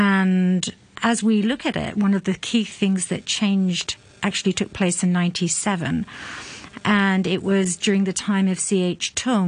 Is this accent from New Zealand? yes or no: no; Hong Kong; I grew up in Hong Kong. I'm an ethnic minority.